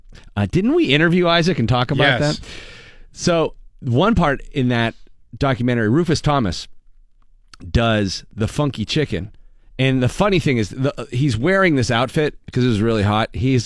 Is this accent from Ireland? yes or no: yes; Ireland; I'm Irish.